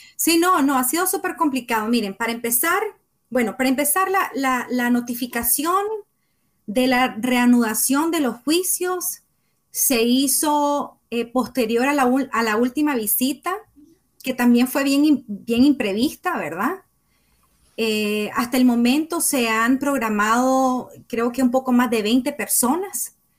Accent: Nicaragua; comunicadora nicaragüense

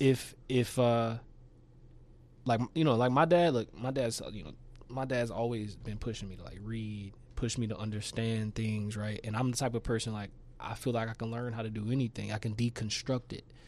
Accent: Shreveport, Louisiana, United States; also born or lived in New Orleans; I grew up in, like, the Stoner Hill Highland area, Shreveport.

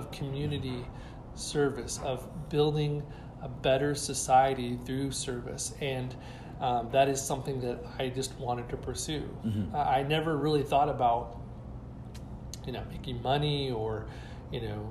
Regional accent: Bakersfield, California, United States; when I grew up in Bakersfield, it was much smaller than it is today, mm-hmm. and went to East Bakersfield High School

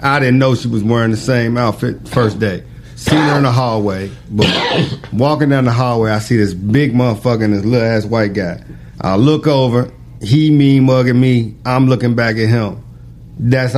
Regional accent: Covington, Kentucky, United States; I'm from Covington

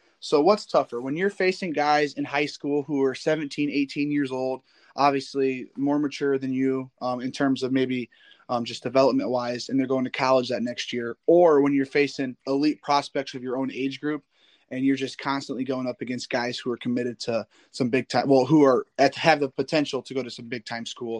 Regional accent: Northern Indiana, United States; I'm from Northern Indiana

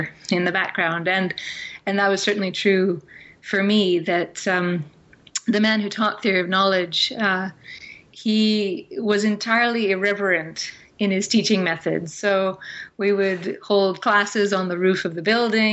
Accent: Fraser Valley, just outside Vancouver, British Columbia, Canada; I grew up in the Fraser Valley, which is just outside Vancouver

